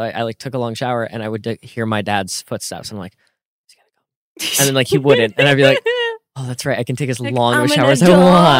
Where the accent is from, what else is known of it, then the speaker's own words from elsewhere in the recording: Jackson, New Jersey, United States; moved away as an adult; now in Los Angeles, United States; I'm from Jackson, which is like right, you know, pretty central-ish, but kind of more toward the coast.